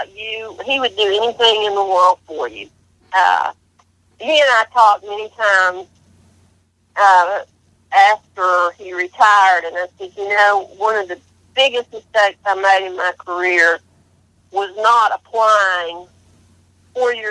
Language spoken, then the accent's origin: English; Canton, North Carolina, United States; I grew up in Canton.